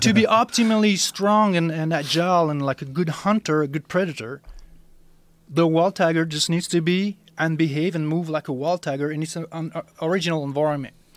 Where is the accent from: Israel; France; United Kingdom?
France; moved away; I'm originally from France